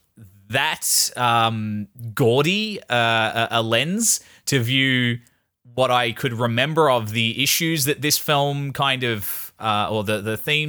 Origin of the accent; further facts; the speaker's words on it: Australia; I'm an Australian.